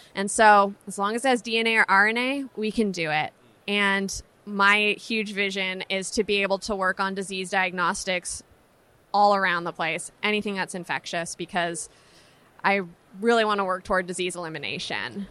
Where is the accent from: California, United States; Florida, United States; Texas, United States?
California, United States; San Francisco; Growing up in San Francisco